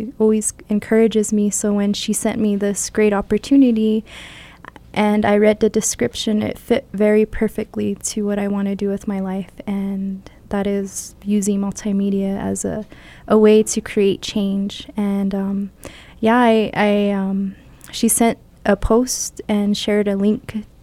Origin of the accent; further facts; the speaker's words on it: Jemez Pueblo, New Mexico, United States; also born or lived in Albuquerque, New Mexico; I was born here in Albuquerque and adopted and raised in Jemez Pueblo for my full life